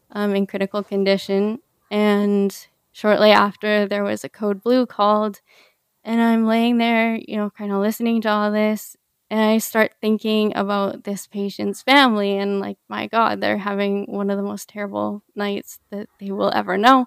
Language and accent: English; Canada; also born or lived in Peru; I grew up in Canada